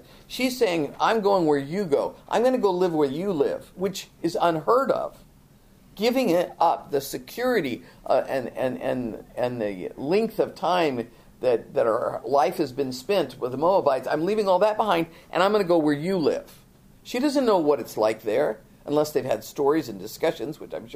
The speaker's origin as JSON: {"language": "English", "country": "United States", "said": "we're Americans, but we're such a melting pot"}